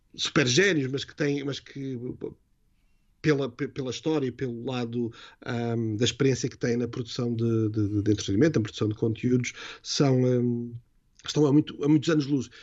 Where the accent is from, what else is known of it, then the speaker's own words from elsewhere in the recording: Vila do Conde, Norte, Portugal; moved away as an adult; also born or lived in London / Dublin / Lisbon; quando eu nasci e cresci, uh, nem sequer era cidade, era uma pequena vila, que era a Vila do Conde